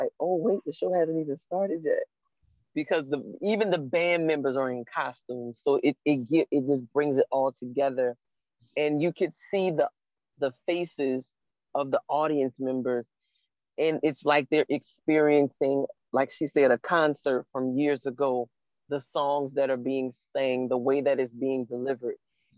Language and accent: English; New Orleans, Louisiana, United States; Every time I go somewhere and they find out I'm from New Orleans